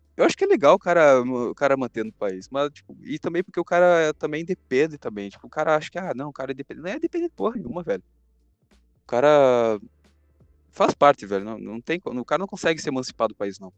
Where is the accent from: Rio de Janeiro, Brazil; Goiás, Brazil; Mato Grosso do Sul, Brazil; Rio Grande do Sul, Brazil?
Rio Grande do Sul, Brazil; Gaúcho, gaúcho mesmo, cara, gaúcho mesmo.